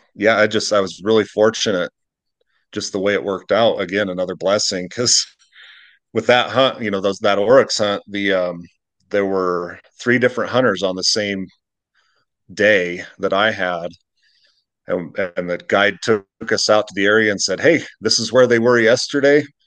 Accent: Utah, United States; moved away; I'm, I'm from Utah

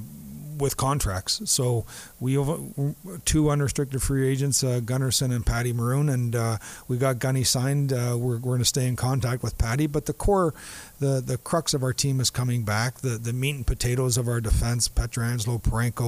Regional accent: Southern Ontario, Canada; also born or lived in Dallas; now in St. Louis, United States; He and I grew up in the same area of Southern Ontario

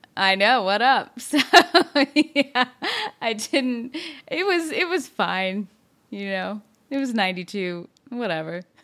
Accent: the South, United States; also born or lived in New York; born and raised in the South

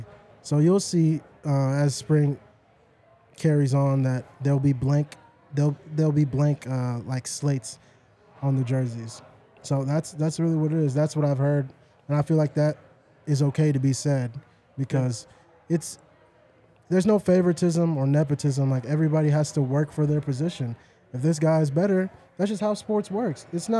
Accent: Dallas, Texas, United States; now in Colorado, United States; I'm from the South, so it never snows in Dallas.

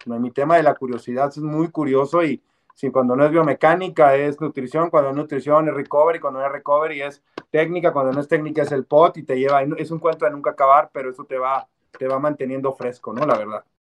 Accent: Mexicali, Baja California, Mexico; moved away as an adult; now in Mexico City, Mexico; yo soy de Mexicali

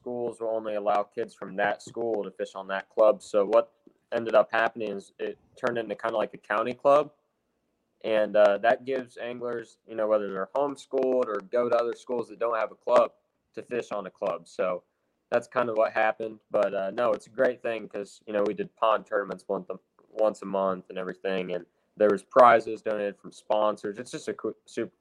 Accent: Indiana, United States; I'm 17 from Indiana

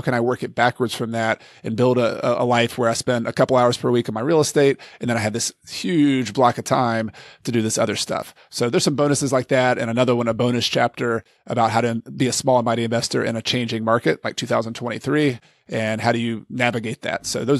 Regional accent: Detroit, Michigan, United States; I grew up in Detroit

